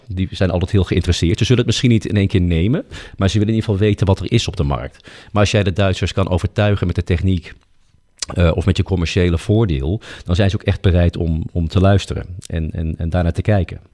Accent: Netherlands; wij als Nederlanders

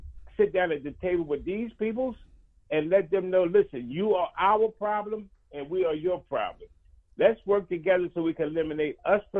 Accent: Philadelphia, Pennsylvania, United States; When I look at the black community, born and raised in North Philadelphia

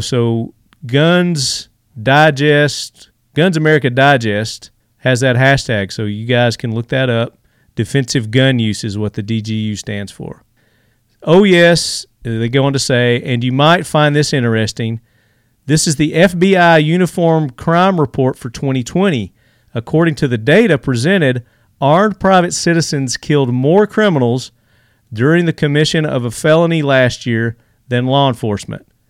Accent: Tennessee, United States; this comes from my home state. I'm here in Tennessee.

